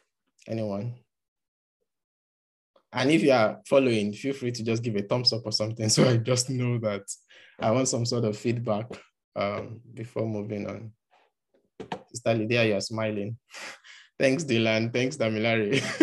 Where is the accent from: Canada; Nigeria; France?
Nigeria; first language Yoruba; English is a second language; some people that were speaking Yoruba language, which is my mother tongue, and I choose to record the account in English.